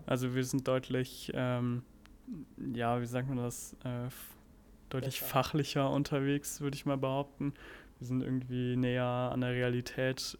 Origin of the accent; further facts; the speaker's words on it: Germany; also born or lived in Cincinnati, United States; bei uns in Deutschland